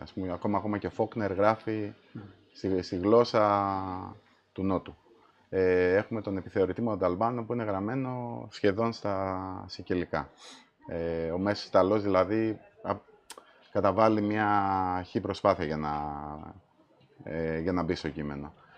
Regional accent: Malesina, Central Greece, Greece; moved away as an adult; Εγώ έχω μεγαλώσει στην επαρχία.

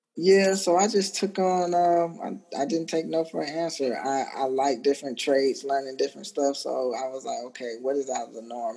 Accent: Jacksonville, Florida, United States; moved away as an adult; also born or lived in Virginia / Italy; I transferred from Italy back to Jacksonville, Florida, which is my hometown

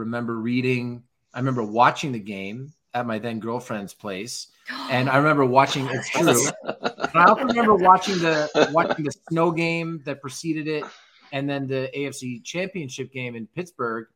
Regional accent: Toronto, Ontario, Canada; now in Los Angeles, United States; growing up in Toronto

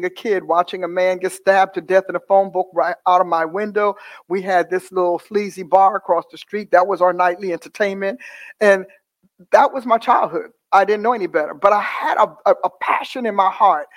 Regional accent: Newark, New Jersey, United States; I was born in Newark, New Jersey, in a hospital that no longer exists, and a very turbulent upbringing

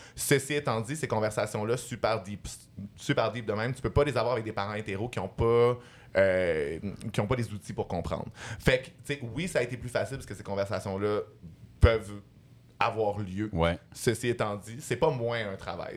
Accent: Montreal, Quebec, Canada; j'ai grandi dans Villeray avec euh, mes mères lesbiennes

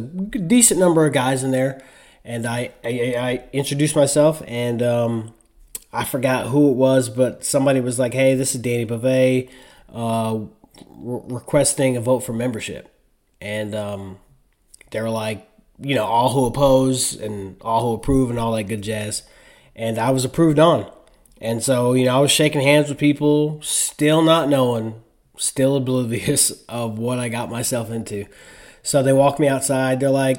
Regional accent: Spring Valley, New York, United States; I was born and raised in Spring Valley, New York, in Rockland County.

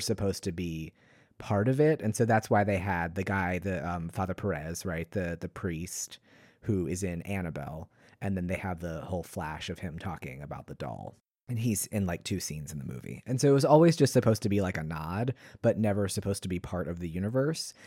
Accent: East Coast, United States; I grew up on the East Coast

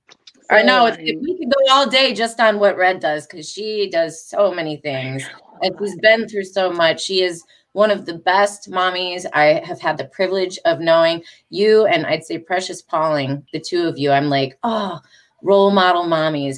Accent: Detroit, Michigan, United States; moved away as an adult; now in Charlotte, United States; I come from Detroit, Michigan

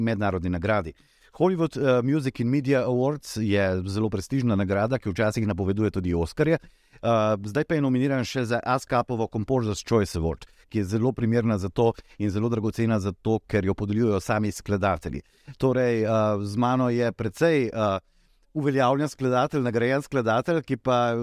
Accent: Slovenia

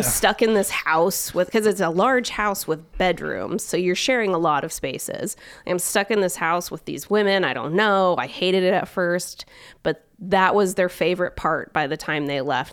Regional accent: Omak, Washington, United States; now in Spokane, United States; I'm from Eastern Washington, but I'm not originally from Spokane

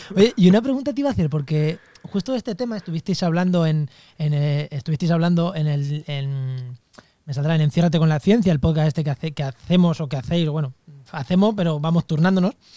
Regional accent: Albacete, Castilla-La Mancha, Spain; en mi, tierra, en Albacete

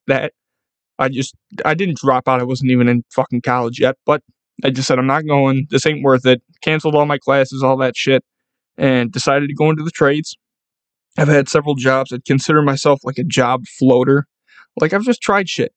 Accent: Buffalo, New York, United States; I'm from Buffalo

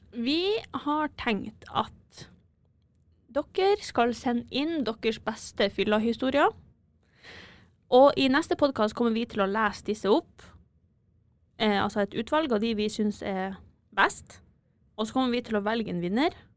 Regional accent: Bodø, Nordland, Norway; moved away as an adult; now in Trondheim, Norway; Jeg er fra Bodø

